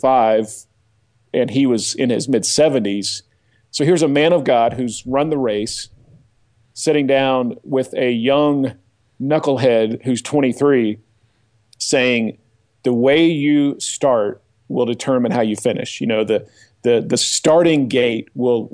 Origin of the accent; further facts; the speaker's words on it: just outside of Tulsa, Oklahoma, United States; I'm an Oklahoma boy. I grew up just outside of Tulsa